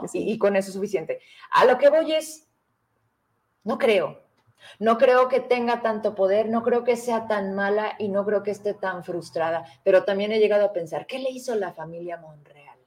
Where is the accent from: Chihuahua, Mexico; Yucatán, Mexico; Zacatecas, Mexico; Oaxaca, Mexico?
Zacatecas, Mexico; Fresnillo; somos de Fresnillo